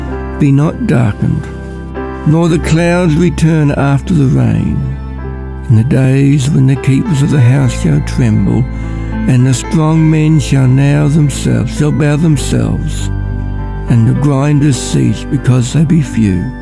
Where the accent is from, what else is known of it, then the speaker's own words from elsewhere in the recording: Ballarat, Victoria, Australia; I'm from Ballarat